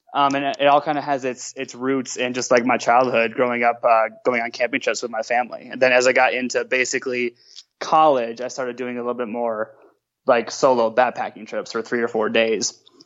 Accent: Minnesota, United States; moved away as an adult; now in Grand Rapids, United States; I'm from Minnesota originally

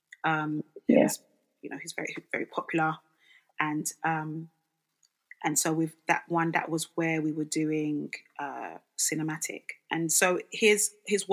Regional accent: Nigeria; now in London, United Kingdom; I'm from Nigeria.

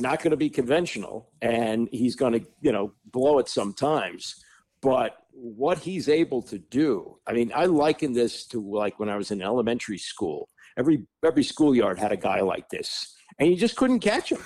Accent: Washington, District of Columbia, United States; growing up in Washington

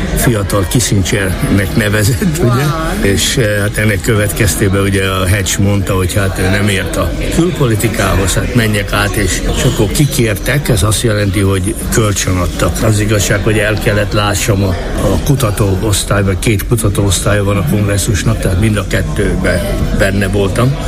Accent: Hungary; moved away; also born or lived in Germany / United States; Németországon keresztül jöttem, de valójában magyar vagyok

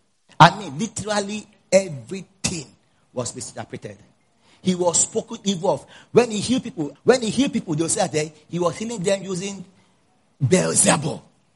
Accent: Zambia; You know, I'm coming from Zambia.

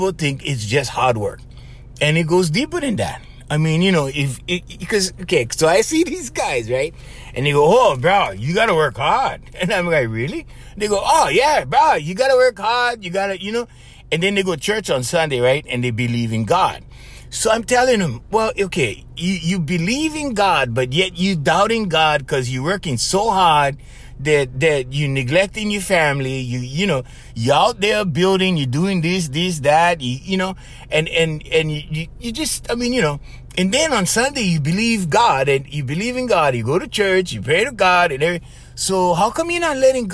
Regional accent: Hawaii, United States; We're coming from Hawaii

